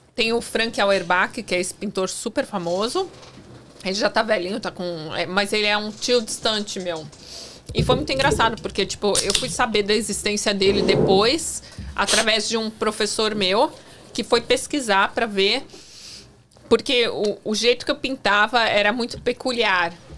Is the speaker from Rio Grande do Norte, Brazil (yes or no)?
no; São Paulo, Brazil; moved away as an adult; also born or lived in Tampa, Florida / New York; eu nasci em São Paulo.